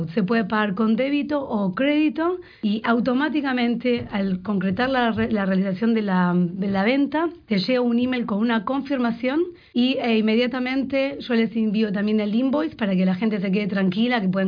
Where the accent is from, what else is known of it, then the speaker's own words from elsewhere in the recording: Argentina; moved away as an adult; also born or lived in Winnipeg; now in Vancouver, Canada; Originalmente soy de Argentina, escuchará mi acento, el ye, ye